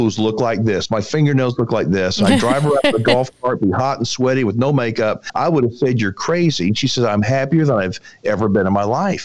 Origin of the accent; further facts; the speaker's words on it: Texas, United States; I was born and raised in Texas.